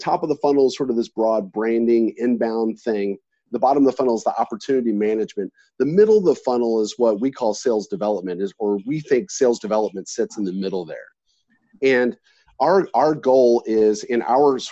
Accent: Texas, United States; I'm from Texas

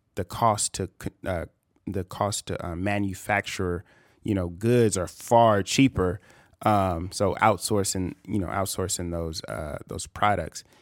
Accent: California, United States; I'm from California.

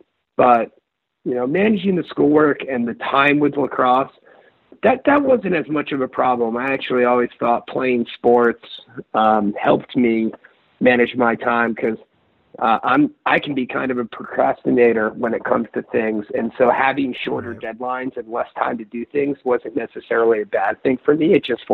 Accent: Northeast, United States; growing up in the Northeast and going to school in Virginia, it was a little bit of a culture shock.

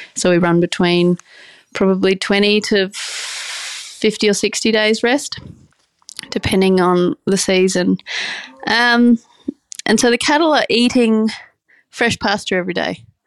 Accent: Brisbane, Queensland, Australia; moved away as an adult; I'm from the city, I'm from Brisbane

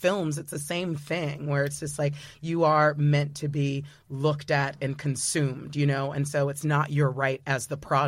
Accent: United States

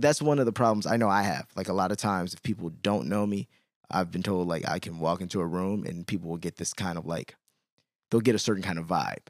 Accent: Chicago, Illinois, United States; I'm from Chicago

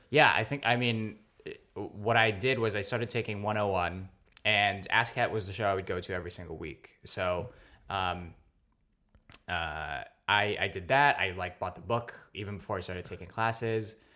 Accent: New York City, New York, United States; also born or lived in Philippines / Staten Island; I was born in the Philippines, actually, but then I grew up not uh, too far from where we are recording right now. I grew up in Stuyvesant Town.

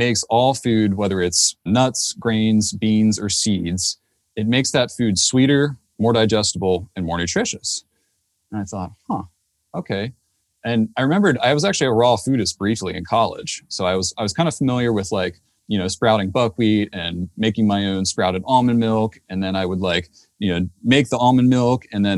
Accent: Maryland, United States; moved away as an adult; also born or lived in Davis, California; now in Santa Cruz County, United States; I had just moved to Davis, California from the East Coast where I grew up in Maryland

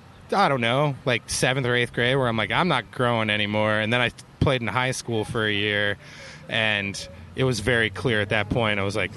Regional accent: Cleveland, Ohio, United States; also born or lived in Columbus, Ohio; Like, … and I grew up in Cleveland

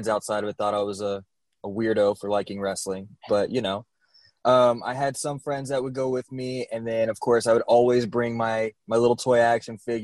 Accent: Amarillo, Texas, United States; moved away as an adult; also born or lived in Americus, Georgia; now in Ocala, United States; as a kid, we moved there when I was like 8 or 9 years old

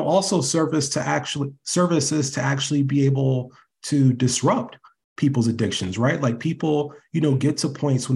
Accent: Ohio, United States; accent: Ohio; my Ohio accent is coming back.

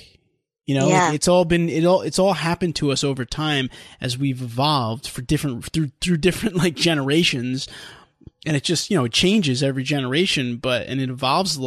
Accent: New York, United States; We're Italian Americans from New York

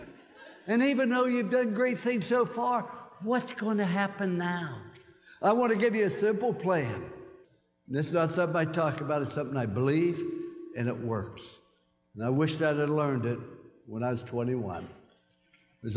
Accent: West Virginia, United States; I was born in Fallsby, West Virginia.

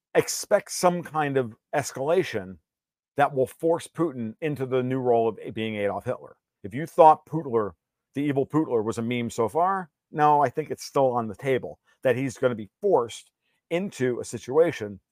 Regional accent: New York, United States; I'm mostly Italian, a little bit of Sicilian. So I mean, and I'm from New York.

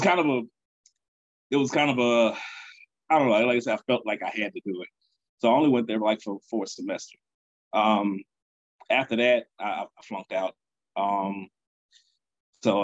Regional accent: Baton Rouge, Louisiana, United States; I was born here in Baton Rouge

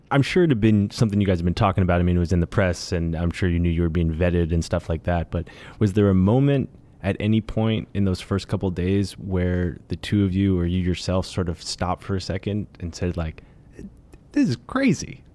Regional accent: New York, United States; I grew up in New York

